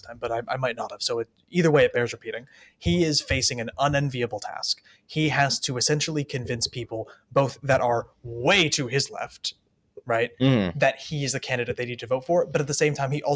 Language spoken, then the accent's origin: English; United States; we're both American